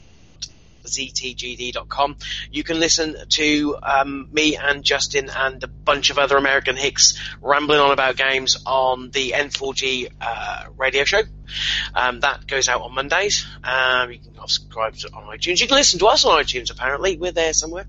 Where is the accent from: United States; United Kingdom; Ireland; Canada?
United Kingdom; I'm from Britain